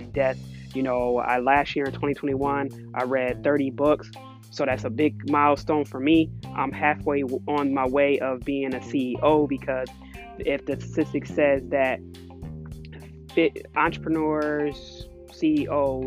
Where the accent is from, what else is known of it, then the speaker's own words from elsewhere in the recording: Buffalo, New York, United States; also born or lived in Oakland, California; I'm just a girl that was raised in Buffalo, New York, the East Side.